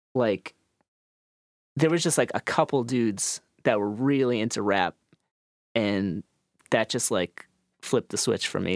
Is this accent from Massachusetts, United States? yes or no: yes; Needham, Massachusetts, United States; I grew up in Needham, Massachusetts. It's a suburb of Boston.